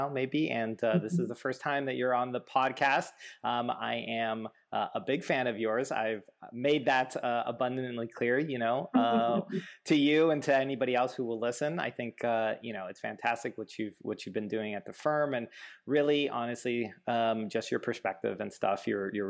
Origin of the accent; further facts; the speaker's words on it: Miami, Florida, United States; I'm from Miami originally